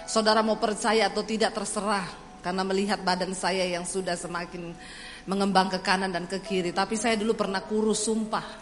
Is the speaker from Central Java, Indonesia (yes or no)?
no; Poso, Central Sulawesi, Indonesia; saya tinggal di satu kos-kosan di kota Palu, saya dari Poso, saya tinggal di kos-kosan di kota Palu.